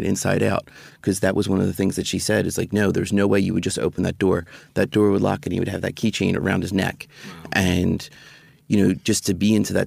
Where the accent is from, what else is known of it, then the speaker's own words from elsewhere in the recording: Philadelphia, Pennsylvania, United States; moved away as an adult; now in Washington, D.C., United States; I'm from Philadelphia